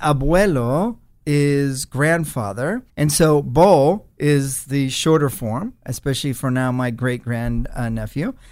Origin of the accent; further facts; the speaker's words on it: West Carrollton, Ohio, United States; first language Spanish; English is a second language; also born or lived in Panama / Central and South America; I grew up in Dayton